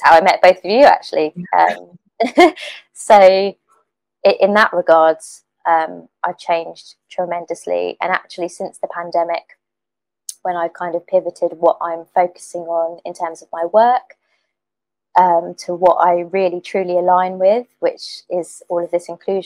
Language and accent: English; Suffolk, East of England, United Kingdom; also born or lived in Ipswich; where I grew up. It was a very white, tiny village in Suffolk